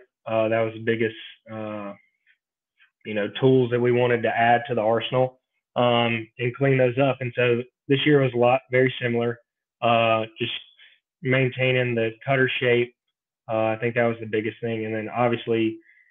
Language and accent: English; Brandon, Mississippi, United States; I'm from Brandon, Mississippi